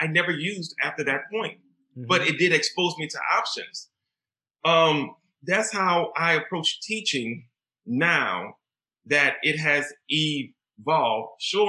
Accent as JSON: {"language": "English", "region": "Deep South", "country": "United States", "tie": "born or raised there", "said": "Growing up in the Deep South, you are taught children should know their place."}